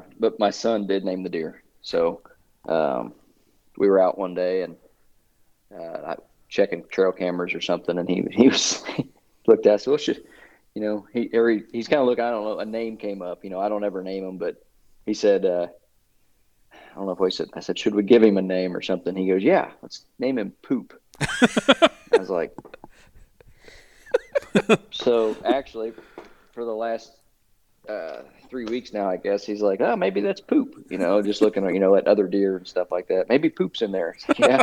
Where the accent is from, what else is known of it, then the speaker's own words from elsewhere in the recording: Missouri, United States; I'm from Shelby County, Missouri.